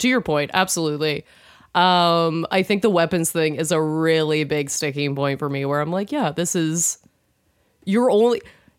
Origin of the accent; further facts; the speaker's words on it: England, United Kingdom; We just have to, because we're English, but we got to go, okay, well, these guys are doing the right thing